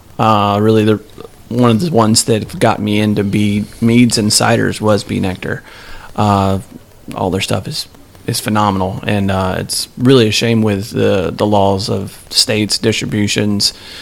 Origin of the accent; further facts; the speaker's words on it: England, United Kingdom; I'm banned from my home country.